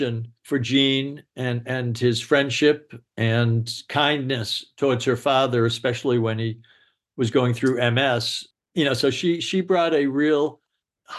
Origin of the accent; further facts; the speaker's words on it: Boston, Massachusetts, United States; now in Los Angeles, United States; I'm from Boston.